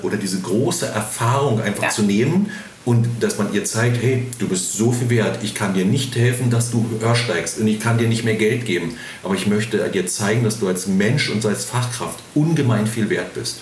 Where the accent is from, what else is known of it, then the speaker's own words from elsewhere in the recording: Spreewald, Brandenburg, Germany; bin ich gebürtig aus dem Spreewald, mhm. südlich von Berlin, mhm. auf dem Dorf.